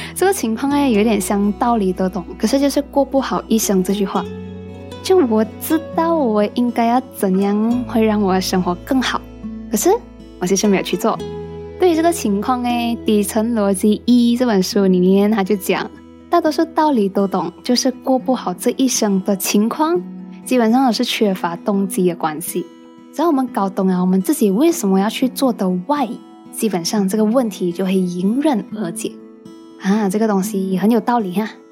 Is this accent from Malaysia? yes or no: yes; Penang, Malaysia; 虽然我是土生土长的病程人